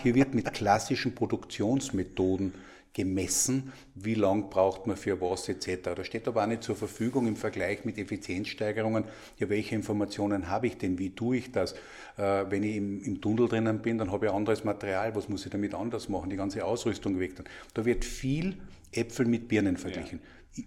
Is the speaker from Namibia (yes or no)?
no; Austria; als Österreicher